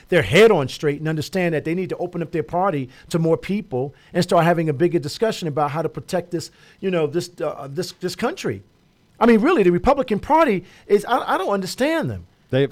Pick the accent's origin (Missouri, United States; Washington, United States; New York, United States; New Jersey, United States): New Jersey, United States; Newark; my hometown in Newark